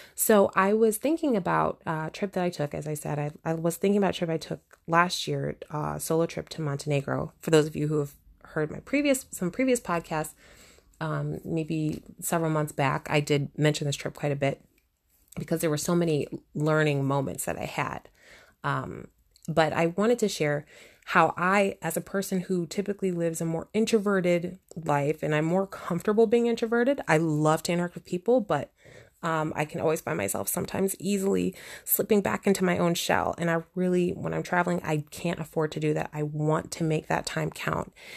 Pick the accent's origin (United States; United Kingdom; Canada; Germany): United States; I'm from the United States